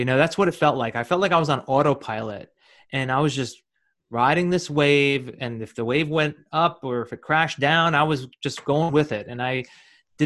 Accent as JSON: {"language": "English", "region": "New Jersey", "country": "United States", "tie": "born or raised there", "said": "I'm from New Jersey, and I'm born and raised in New Jersey."}